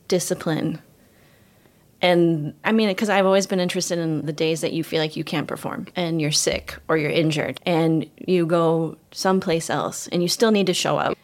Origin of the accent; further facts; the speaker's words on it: Ames, Iowa, United States; moved away; also born or lived in Israel; I'm from Ames, Iowa